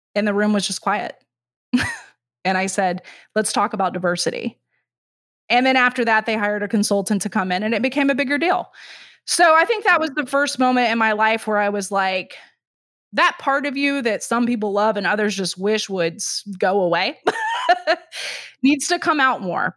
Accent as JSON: {"language": "English", "region": "Texas", "country": "United States", "moved": "yes", "said": "I'm from Texas, so I cannot say that word"}